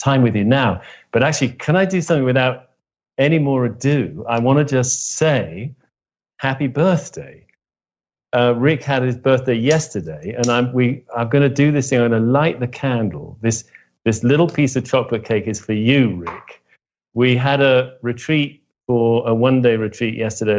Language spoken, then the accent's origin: English; Oxford, South East England, United Kingdom; I grew up in Oxford, England, the son of two academics